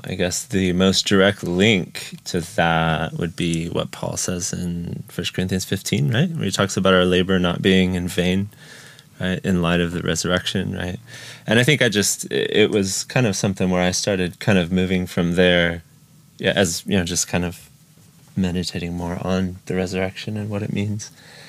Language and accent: English; Ukraine; I grew up in Ukraine. So my parents were missionaries. So since I was 6 years old, I've lived in Ukraine. So went through the whole school system here and all of my education's here.